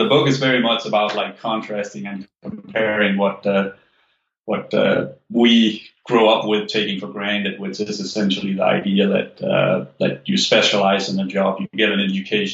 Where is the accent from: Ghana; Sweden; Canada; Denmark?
Denmark; moved away; I'm an immigrant, so like I'm from Denmark, where like stock investing was not a thing.